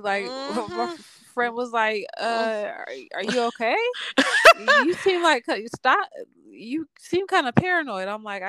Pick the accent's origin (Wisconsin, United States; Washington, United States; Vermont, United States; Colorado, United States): Washington, United States; Tacoma; I'm from Tacoma.